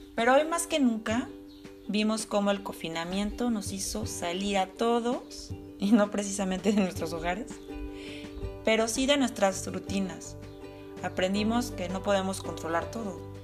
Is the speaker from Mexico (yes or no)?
yes; Mexico; moved away as an adult; now in Germany; Esto fue cuando emigré de México a Alemania.